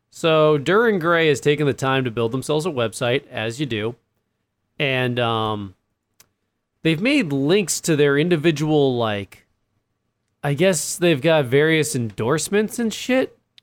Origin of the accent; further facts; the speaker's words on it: East Coast, United States; I'm from the East Coast